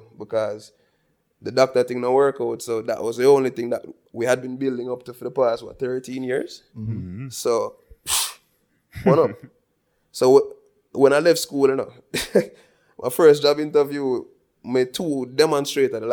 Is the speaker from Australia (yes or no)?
no; Balaclava, Saint Elizabeth, Jamaica; I grew up in Balaclava, St. Elizabeth, biggest city in the world